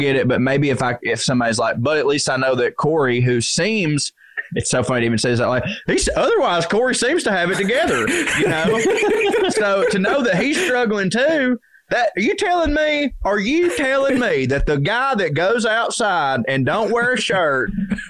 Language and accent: English; Tennessee, United States; I grew up in East Tennessee, all right? Those are where my people are, God damn it.